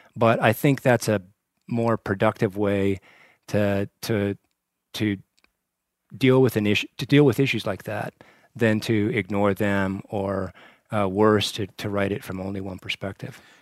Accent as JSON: {"language": "English", "town": "Torrington", "region": "Wyoming", "country": "United States", "tie": "born or raised there", "also_born_or_lived": "Lovell, Wyoming / Washington, D.C.", "moved": "as an adult", "said": "was born and raised in Port in Lovell, Wyoming, and, uh, went to junior high and high school in Torrington, Wyoming, in the southeastern corner of the state"}